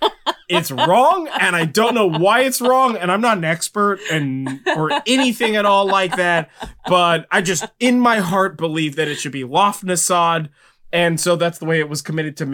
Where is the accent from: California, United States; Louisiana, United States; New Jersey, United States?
California, United States; I'm from California.